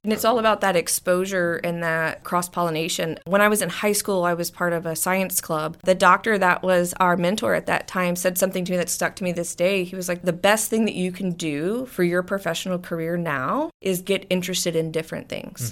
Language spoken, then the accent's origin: English; Beeville, Texas, United States; moved away as an adult; now in San Antonio, United States; Born and raised in Beeville, Texas, I'm actually a sixth generation Beevillean.